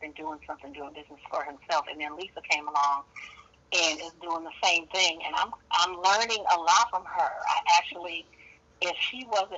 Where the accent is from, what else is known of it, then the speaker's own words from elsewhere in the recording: San Francisco, California, United States; I am from Northern California, San Francisco to be exact